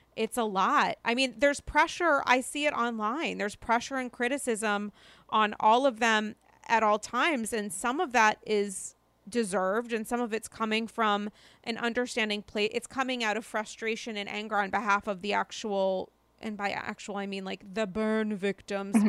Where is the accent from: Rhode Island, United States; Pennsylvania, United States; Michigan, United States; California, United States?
Rhode Island, United States; now in New York City, United States; I'm from Rhode Island